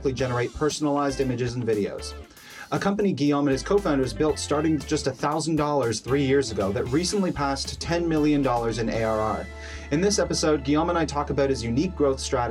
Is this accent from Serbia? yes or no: no; Canada; also born or lived in Montreal / Toronto; I grew up in Montreal and Toronto